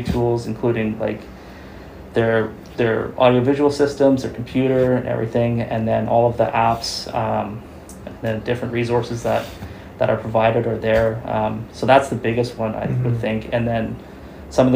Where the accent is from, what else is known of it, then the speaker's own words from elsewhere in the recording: Chilliwack, British Columbia, Canada; I was born in Chilliwack and I've been here for a long time